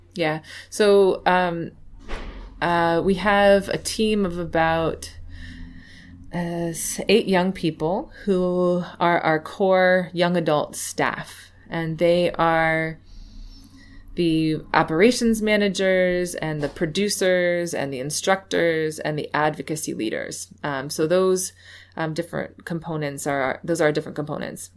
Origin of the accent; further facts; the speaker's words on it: New York City, New York, United States; now in Baltimore, United States; lived in a very white area in upstate New York, though I was from Manhattan